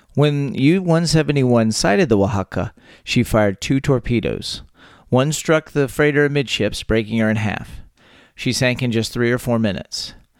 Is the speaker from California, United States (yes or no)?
no; Texas, United States; born or raised there